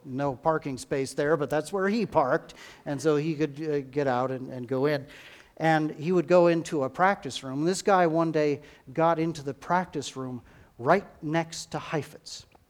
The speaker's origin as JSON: {"language": "English", "country": "United States", "said": "we as, as American Christians"}